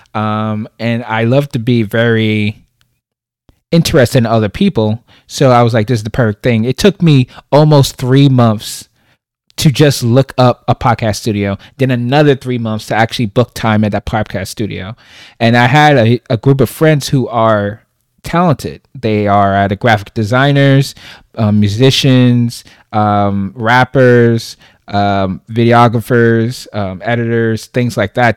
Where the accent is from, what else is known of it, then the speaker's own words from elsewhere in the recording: New York City, New York, United States; moved away as an adult; now in Charlotte, United States; I'm originally from Brooklyn, New York, born and raised.